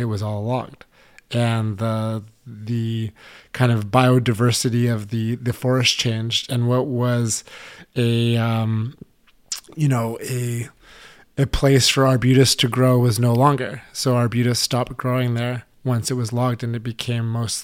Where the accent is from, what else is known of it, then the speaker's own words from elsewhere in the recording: Canada; as a kid growing up in Canada